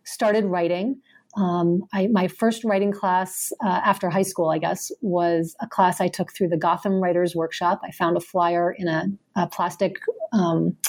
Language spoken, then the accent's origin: English; Boston, Massachusetts, United States; moved away as an adult; now in Ohio, United States; I was born in Boston and grew up in the suburbs just west of the city